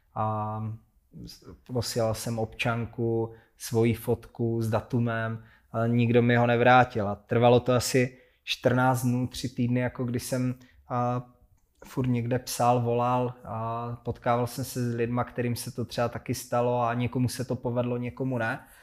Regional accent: Hranice, Olomouc Region, Czechia; ve městě v Hranicích na Moravě, odkud pocházím

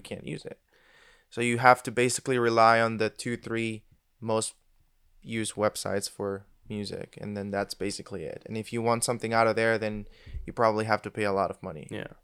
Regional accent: Venezuela; moved away as an adult; now in Switzerland; I am actually from Venezuela, if anybody knows where that is. And uh, I moved out of there when I was 19 straight to Switzerland

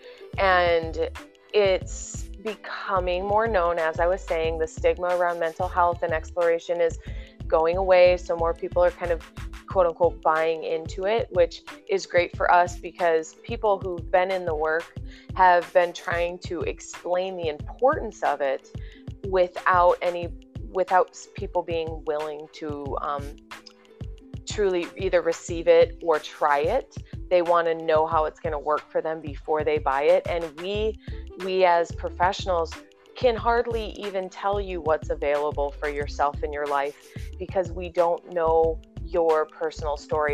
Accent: Indiana, United States; moved away as an adult; also born or lived in Whiting, Indiana; now in San Clemente, United States; I'm born and raised in Indiana

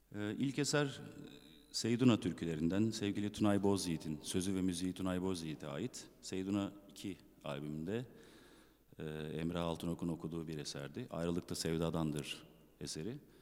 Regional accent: İzmir, Turkey; also born or lived in Tunceli (ancestry); İzmir'de doğdum büyüdüm. Aslen Dersimliyim, Tunceliyim.

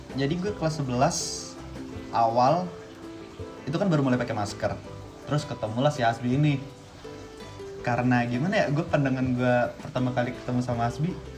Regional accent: Surakarta, Central Java, Indonesia; also born or lived in Padang, West Sumatra; Gue bukan asli Solo ya. Gue pindah ke Solo itu tahun 2010. Sebelumnya gue tinggal di Padang, lahir di Padang

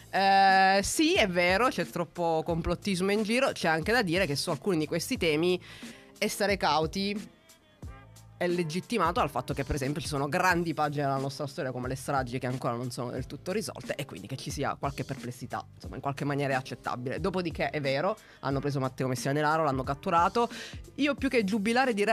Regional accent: Santo Stefano Quisquina, Sicily, Italy; Provincia di Agrigento. Eh, vabbè. Santo sì. Stefano Quisquina è il nome del paese.

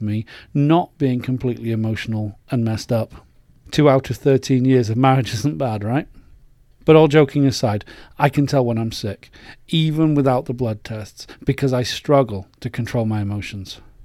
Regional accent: England, United Kingdom; moved away as an adult; As an Englishman, I was brought up to be polite

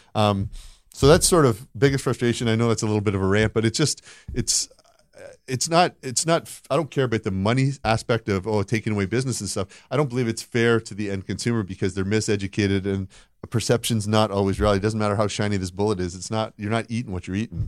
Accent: Canada; moved away; I grew up in, uh, in Canada

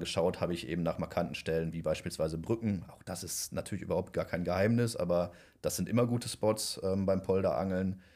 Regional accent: near Düsseldorf, North Rhine-Westphalia, Germany; ich komme ja aus der Nähe von Düsseldorf

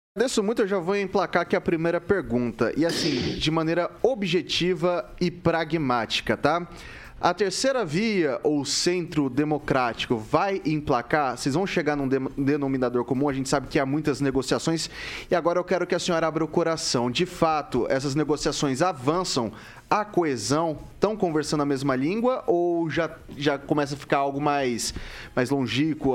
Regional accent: Araçatuba, São Paulo, Brazil; moved away; lá na minha terra, em Aracatuba, interior de São Paulo

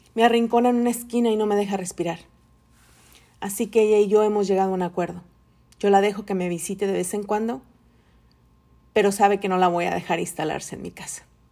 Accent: Tepatitlán, Jalisco, Mexico; moved away as an adult; also born or lived in Mexico City, Mexico; now in California, United States; soy mexicana, de feña por nacimiento, aunque muchos me identifican más como chilanga, alteña adoptada y ahora soy californiana por necesidad

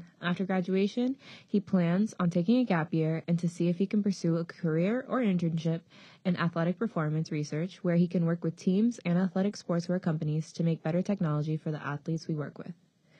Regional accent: Brockton, Massachusetts, United States; I'm from Brockton, and Brockton is super diverse.

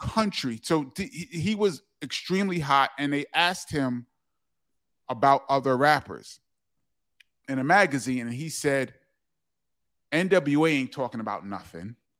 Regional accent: New York City, New York, United States; also born or lived in Harlem; we moved from there to the Bronx, and it was culture shock

